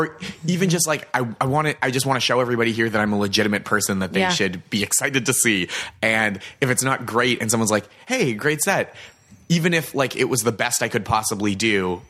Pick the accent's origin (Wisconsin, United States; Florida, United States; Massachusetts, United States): Massachusetts, United States; Boston; And I'd also mentioned that I was from Boston.